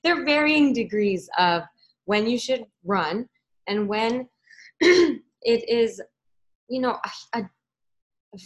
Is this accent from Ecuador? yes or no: yes; Ecuador; I was born in Ecuador, but my mom's Peruvian